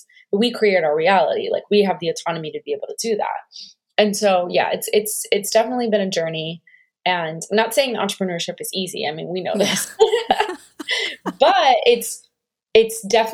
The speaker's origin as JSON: {"language": "English", "region": "New Jersey", "country": "United States", "tie": "born or raised there", "also_born_or_lived": "New York", "said": "I grew up in Jersey"}